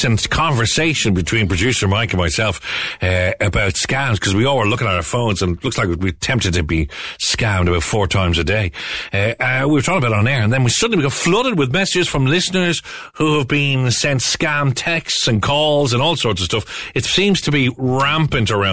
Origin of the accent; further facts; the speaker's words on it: Ireland; we're Irish